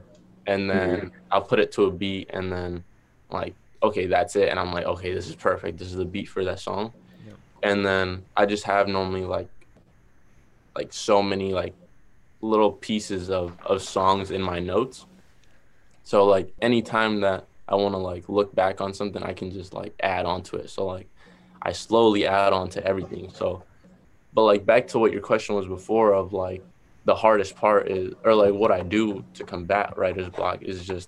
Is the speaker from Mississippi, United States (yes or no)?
no; Boston, Massachusetts, United States; accent: Boston; my Boston accent